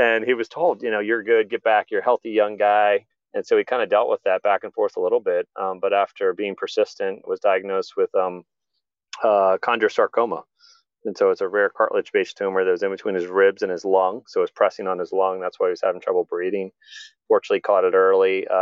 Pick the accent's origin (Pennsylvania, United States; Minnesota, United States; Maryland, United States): Maryland, United States; Columbia; he and I grew up together in Columbia, Maryland, a planned community by Jim Rouse